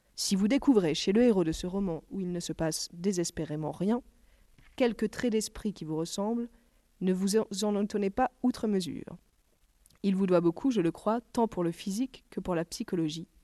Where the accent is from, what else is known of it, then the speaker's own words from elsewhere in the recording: Toulon, Provence-Alpes-Côte d'Azur, France; moved away as an adult; now in Marseille, France; J'y ai pas grandi, j'ai grandi à côté, à Toulon